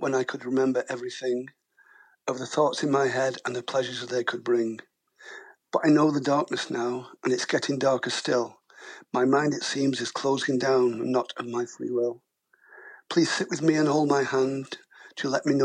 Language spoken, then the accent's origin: English; Werneth Low, near Manchester, North West England, United Kingdom; also born or lived in Blackpool / Audenshaw; We lived there for about till I was five and moved in towards Manchester